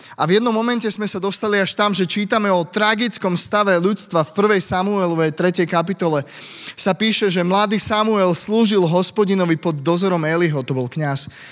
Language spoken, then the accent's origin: Slovak; Slovakia; also born or lived in Bratislava; now in Pezinok, Slovakia; som zo Slovenska